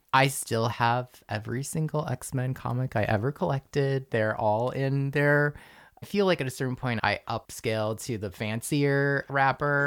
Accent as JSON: {"language": "English", "area": "Rockland County", "region": "outside New York City", "country": "United States", "tie": "born or raised there", "said": "I grew up outside of New York City in the burbs in Rockland County"}